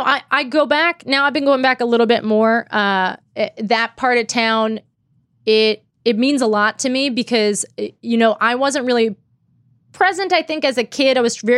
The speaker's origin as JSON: {"language": "English", "town": "Pittsburgh", "region": "Pennsylvania", "country": "United States", "tie": "born or raised there", "moved": "yes", "said": "Pittsburgh, Pennsylvania, where I was born and raised?"}